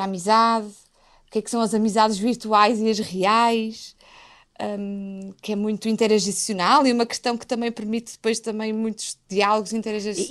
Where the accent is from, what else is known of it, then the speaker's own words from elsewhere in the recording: Portugal; como portuguesa